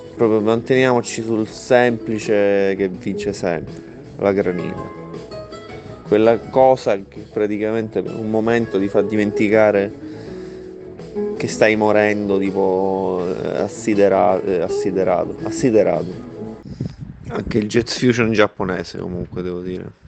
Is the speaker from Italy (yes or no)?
yes; Sicily, Italy; now in northern Italy; da siciliano trasferito al nord